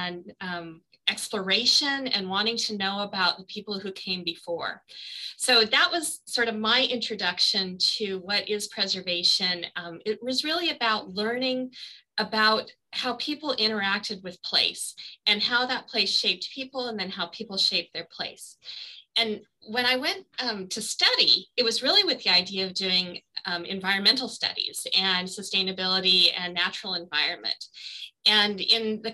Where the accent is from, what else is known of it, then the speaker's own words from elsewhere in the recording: Four Corners area, Colorado, United States; moved away as an adult; also born or lived in Denver, Colorado; now in Hawaii, United States; I'm originally from Colorado. So the Four Corners area, which is the Southwest where Colorado, Utah, Arizona, and New Mexico meet